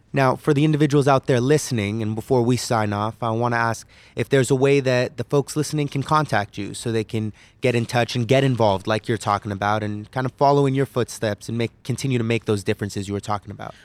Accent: California, United States; I hail from California

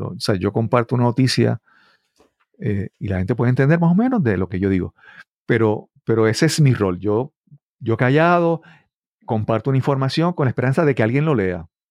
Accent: Puerto Rico

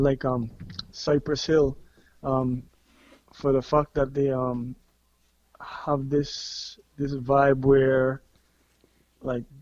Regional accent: Belize; right here in Belize. Born and raised in Belize.

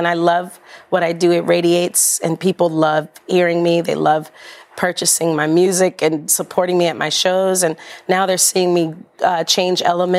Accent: Oakland, California, United States; also born or lived in New Orleans, Louisiana; I'm originally from New Orleans, raised in Oakland, California

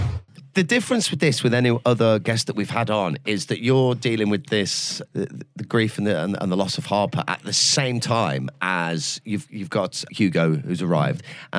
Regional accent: Leicester, East Midlands, United Kingdom; It's my hometown. Is it? Yeah. I was born in Leicester Royal.

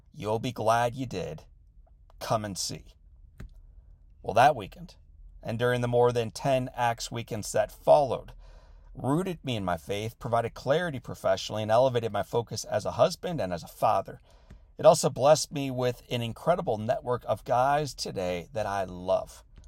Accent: St. Louis, Missouri, United States; my hometown of Saint Louis

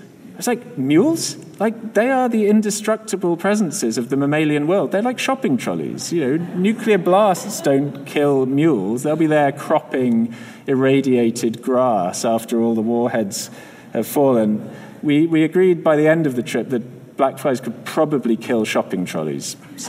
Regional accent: Scotland, United Kingdom; but I come from Scotland, sort of, and if any of you have met the Scottish midge in full force, you'll know that we have our own kind of B-movie versions of insect attacks.

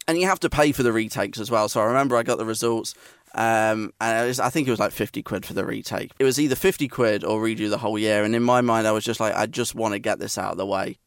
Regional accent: Nottingham, East Midlands, United Kingdom; It was Nottingham Trent University, so it was the university of my hometown

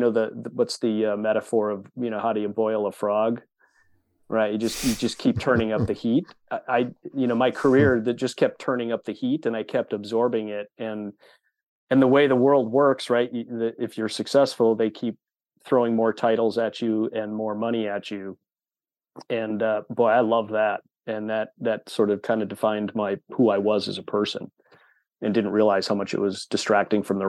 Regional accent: Wisconsin, United States; born and raised in Wisconsin. I am a lifelong Wisconsinite

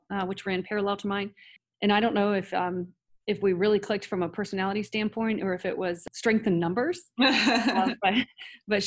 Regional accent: Circleville, Ohio, United States; now in Columbus, United States; I grew up in Circleville, Ohio, just south of Columbus

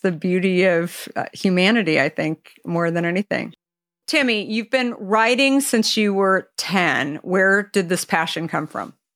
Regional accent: California, United States; being a Californian myself

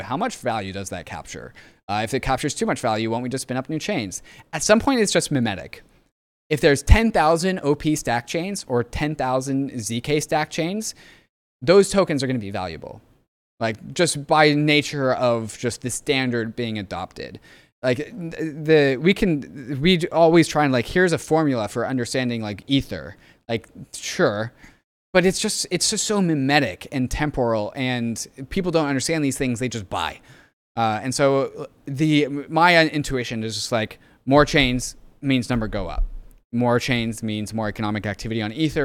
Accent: Seattle, Washington, United States; moved away; I grew up in Seattle

